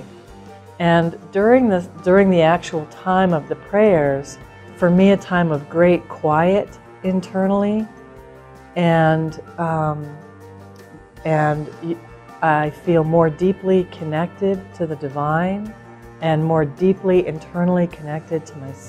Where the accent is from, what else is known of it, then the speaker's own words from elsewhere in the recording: Colorado, United States; I'm from Colorado